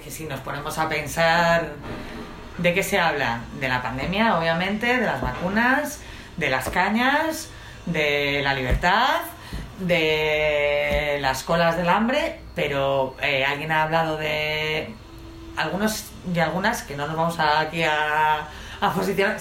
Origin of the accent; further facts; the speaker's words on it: Madrid, Community of Madrid, Spain; Los vallecanos somos muy, las vallecanas somos muy de, somos de Vallecas. Sí, somos de Vallecas